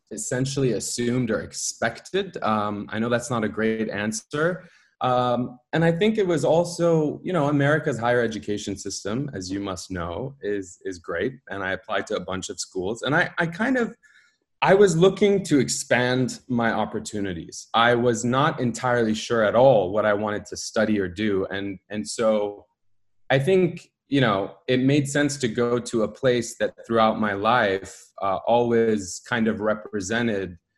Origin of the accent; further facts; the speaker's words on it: United States; born there; I was born in the United States